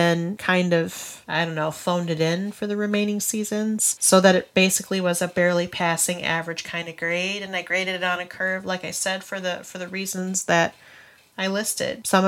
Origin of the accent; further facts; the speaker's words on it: Grand Rapids, Michigan, United States; We hail from Grand Rapids, Michigan.